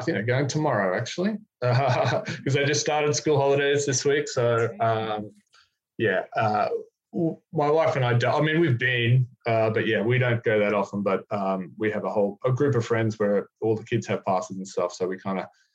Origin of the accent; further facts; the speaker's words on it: Brisbane, Queensland, Australia; moved away as an adult; also born or lived in North Park, San Diego; now in San Diego, United States; we're from Brisbane, which is where we're from originally